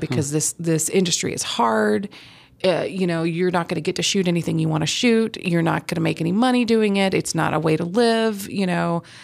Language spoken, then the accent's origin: English; Huntsville, Alabama, United States; I grew up in Huntsville, Alabama